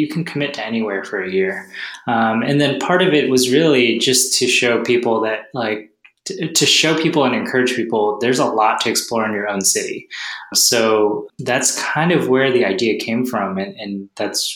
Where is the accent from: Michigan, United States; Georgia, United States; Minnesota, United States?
Georgia, United States; Atlanta; moved away as an adult; also born or lived in Los Angeles / Las Vegas / San Diego / Portland; now in New York City, United States; we're originally from Atlanta